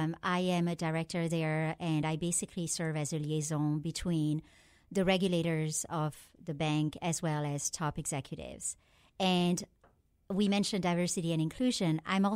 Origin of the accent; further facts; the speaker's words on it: France; I just was very lucky to grow up as a Pakistani in France.